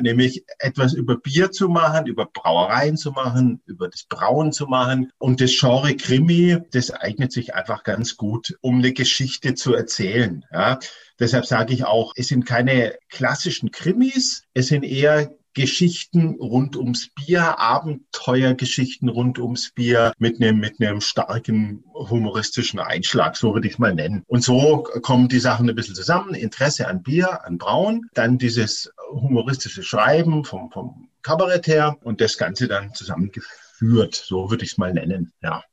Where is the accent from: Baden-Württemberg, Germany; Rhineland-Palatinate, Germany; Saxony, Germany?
Baden-Württemberg, Germany; Kraichgau; now in Stuttgart, Germany; Und ich selber bin auch gewachsen im Kraichgau